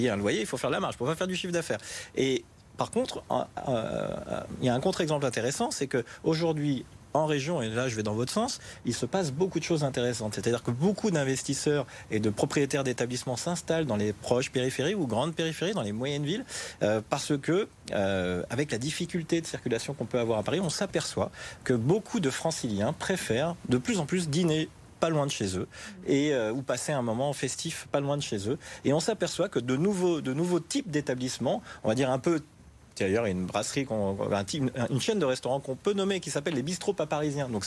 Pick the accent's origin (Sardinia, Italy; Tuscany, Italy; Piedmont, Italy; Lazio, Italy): Piedmont, Italy; Turin; Nous venons de Turin et c'est plus cher ici, le loyer, les prix au supermarché, etc. Après, les prix montent aussi à Turin, c'est un problème européen.